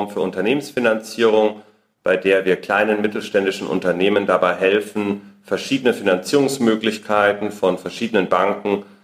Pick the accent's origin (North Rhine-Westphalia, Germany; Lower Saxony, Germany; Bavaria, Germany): Bavaria, Germany; Munich; davor habe ich studiert und ich komme ursprünglich aus München.